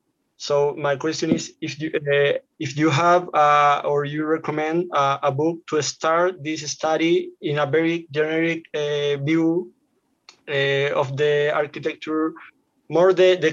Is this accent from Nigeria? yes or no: no; Chile; English is a second language; I don't have a good English, but I try to. So I'm from Chile and I study architecture, but my family come from Palestine.